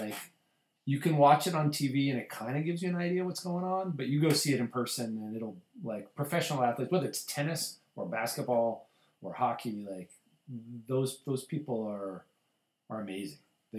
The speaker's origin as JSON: {"language": "English", "region": "Colorado", "country": "United States", "tie": "born or raised there", "said": "I grew up in Colorado. It was a one sports town."}